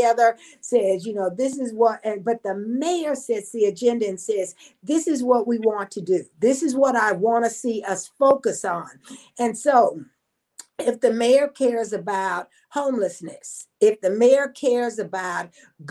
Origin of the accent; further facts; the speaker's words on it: Odessa, Texas, United States; also born or lived in Louisiana; I grew up in Odessa, Texas, was born in Louisiana.